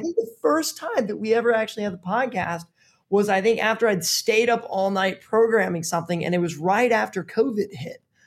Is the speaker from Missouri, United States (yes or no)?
yes; Missouri, United States; moved away; I grew up in the Midwest in Missouri